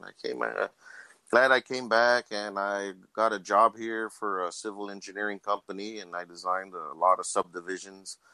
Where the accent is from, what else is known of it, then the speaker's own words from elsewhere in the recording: Laredo, Texas, United States; Born and raised in Laredo my whole life, dude. This is my hometown